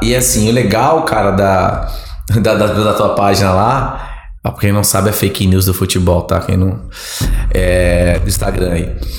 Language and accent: Portuguese; Santos, São Paulo, Brazil; moved away as an adult; now in Ribeirão Preto, Brazil; sou caiçara, nasci em Santos minha família toda da Baixada Santista, Praia Grande né, e Santos